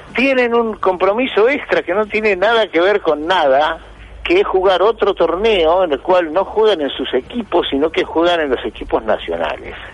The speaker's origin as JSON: {"language": "Spanish", "country": "Argentina", "said": "soy argentino"}